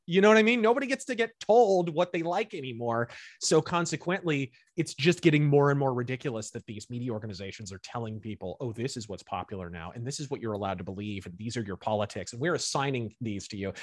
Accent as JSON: {"language": "English", "country": "United States", "accent": "American", "said": "my accent is American"}